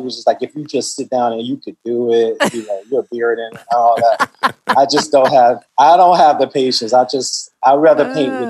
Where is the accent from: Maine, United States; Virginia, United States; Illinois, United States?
Illinois, United States; Chicago; moved away; also born or lived in Brooklyn; One, I grew up on the South Side of Chicago.